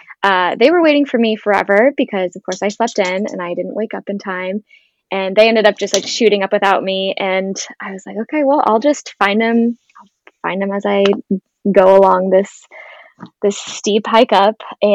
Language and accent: English; Midwest, United States; moved away; I'm from the Midwest